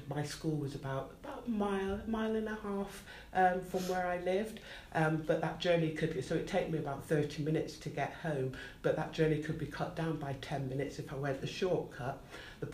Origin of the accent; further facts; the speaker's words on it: Bristol, South West England, United Kingdom; So I grew up on a predominantly white working class council estate in Southmead, Bristol, which is approximately 26 miles, a 30-minute drive away from Weston-super-Mare.